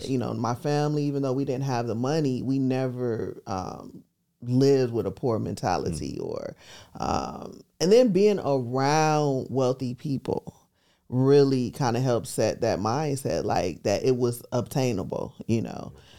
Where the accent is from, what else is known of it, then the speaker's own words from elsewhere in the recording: Milwaukee, Wisconsin, United States; now in Atlanta, United States; I'm originally from Milwaukee, Wisconsin. Been in Atlanta for 30 years.